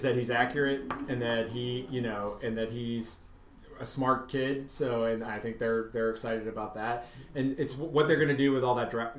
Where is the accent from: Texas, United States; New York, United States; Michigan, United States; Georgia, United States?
Georgia, United States; the diehard fans all know I'm from Georgia